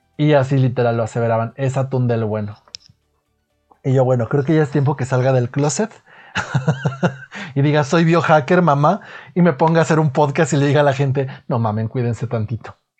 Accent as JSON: {"language": "Spanish", "town": "Guadalajara", "region": "Jalisco", "country": "Mexico", "also_born_or_lived": "United States / Italy / Mexico City", "said": "yo soy de Guadalajara, para empezar, por aquello del acento, soy de Guadalajara, México. Aquí he vivido gran parte de mi vida"}